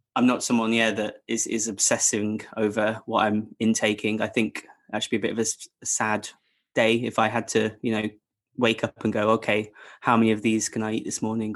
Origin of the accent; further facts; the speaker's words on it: England, United Kingdom; I'm a proper Englishman